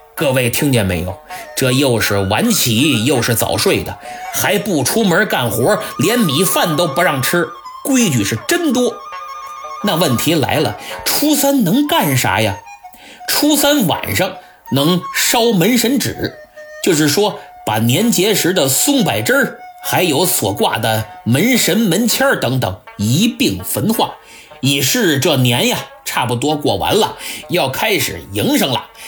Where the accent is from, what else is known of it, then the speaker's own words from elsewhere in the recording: China; 我们中国人讲礼仪，但并不拘泥于礼仪